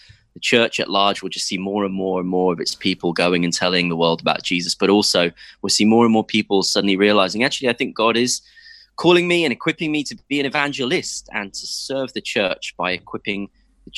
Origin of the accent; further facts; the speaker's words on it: Cambridge, East of England, United Kingdom; also born or lived in London; first 4 years in London and then 14 happy years growing up in Cambridge